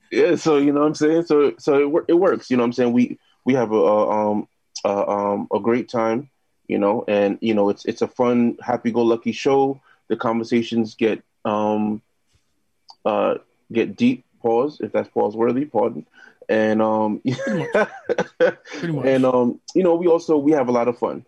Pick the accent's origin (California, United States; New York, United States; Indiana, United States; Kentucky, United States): New York, United States; New York City; also born or lived in Jamaica, Queens; now in Brooklyn, United States; I'm originally from uh, South Ozone Park, Queens